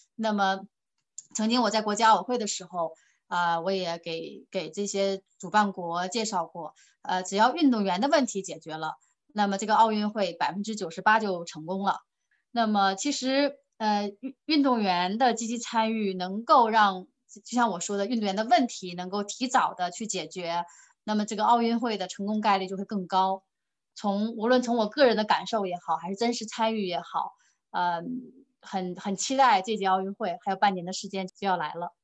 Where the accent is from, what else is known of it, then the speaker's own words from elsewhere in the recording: China; 我们中国人热情好客